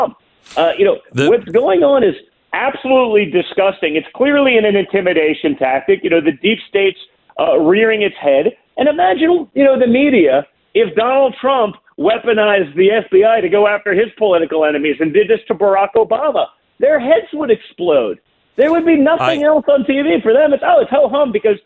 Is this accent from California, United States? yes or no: no; New York, United States; moved away; I was from New York, even though I'm a lifelong conservative. I was from New York